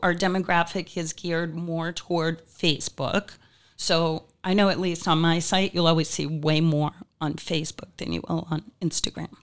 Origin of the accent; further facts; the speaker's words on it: Old Town, Maine, United States; now in Naples, United States; originally I'm from Maine